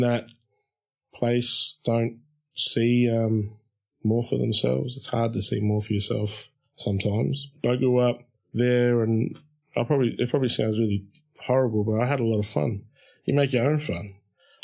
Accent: Shepparton, Victoria, Australia; growing up in Shepparton, it was a horrendously racist town.

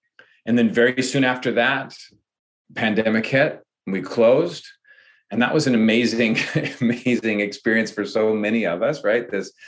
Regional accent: Ireland; I think this is a project that I think, because I'm Irish, right?

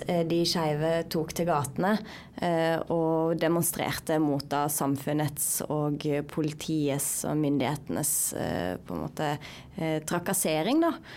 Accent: Sogn og Fjordane, Vestland, Norway; moved away as an adult; now in Oslo, Norway; jeg kommer fra Sogn og Fjordane

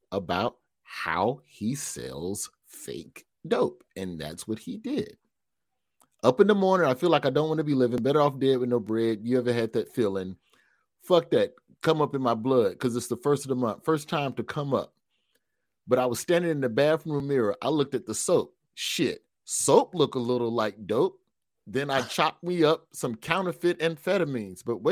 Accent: the South, United States; as a Southerner

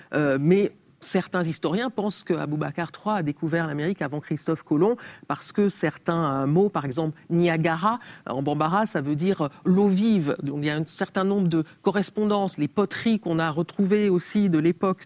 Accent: Cameroon; moved away; also born or lived in Tarn, France; quand j'étais enfant au Cameroun

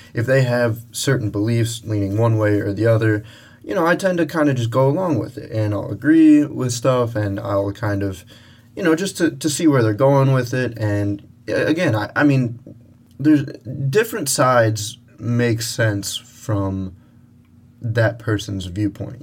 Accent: United States; we grew up in America

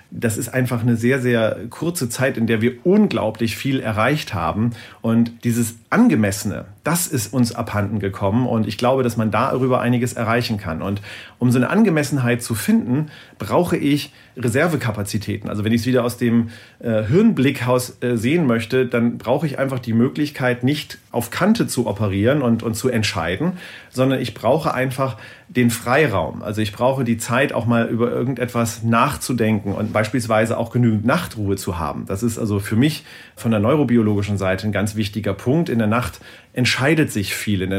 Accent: Lower Saxony, Germany; Ich komme hier aus dem Norden hier gibt es ein Gebiet, das heißt Teufelsmoor äh, in der Nähe von Bremen, Worpswede, die Ecke.

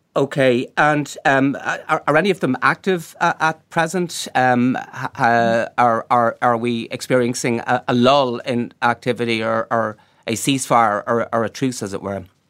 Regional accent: Galway, Connacht, Ireland; I'm from Galway myself

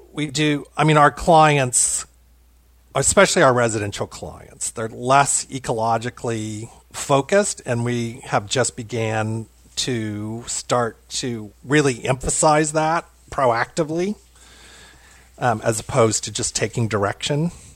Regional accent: Louisville, Kentucky, United States; also born or lived in Seattle, Washington; I come from German heritage in Louisville, Kentucky, which is where I am now

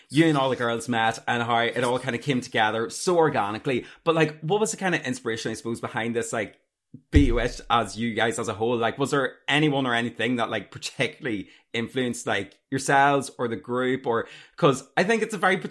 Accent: Armagh, Northern Ireland, United Kingdom; accent: Nordy; I'm like from Armagh

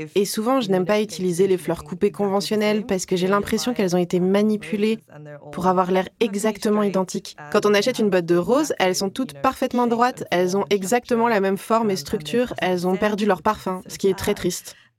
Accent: Cape Town, Western Cape, South Africa; also born or lived in Edinburgh, United Kingdom; Je suis originaire du Cap et mes parents viennent de Shanghai en Chine

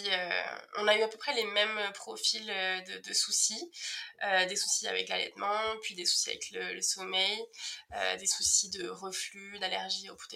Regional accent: Cahors, Occitania, France; moi j'ai 31 ans, j'ai grandi dans le sud de la France, euh, à côté de Toulouse, à, Cahors.

